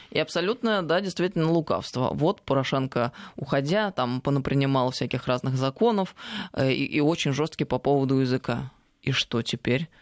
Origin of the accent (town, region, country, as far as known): Tver, Tver Oblast, Russia; born or raised there